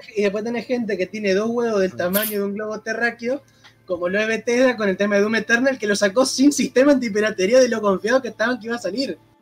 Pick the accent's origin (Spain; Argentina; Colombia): Argentina; yo soy de Argentina